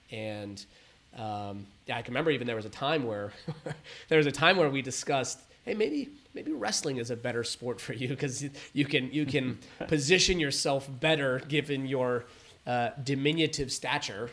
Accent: San Diego and Los Angeles, Southern California, United States; grew up between San Diego and Los Angeles and, and all around

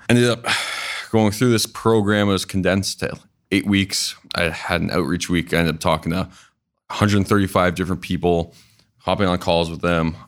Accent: Canada; moved away as an adult; I'm actually from Canada

